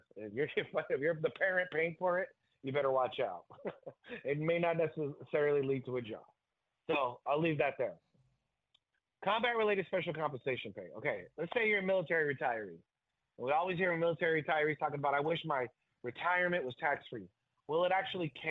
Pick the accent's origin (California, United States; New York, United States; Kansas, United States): California, United States; my hometown in California